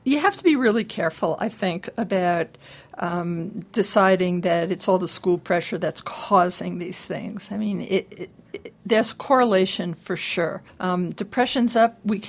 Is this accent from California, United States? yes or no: yes; California, United States; I'm from California.